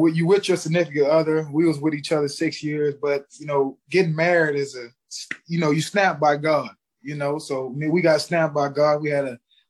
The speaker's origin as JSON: {"language": "English", "town": "Baton Rouge", "region": "Louisiana", "country": "United States", "tie": "born or raised there", "also_born_or_lived": "New Orleans, Louisiana", "moved": "as an adult", "lives_now": "New York, United States", "said": "I'm from Baton Rouge, Louisiana. You know, grew up, you know, mom, grandma, you know, grandpa took good care of me"}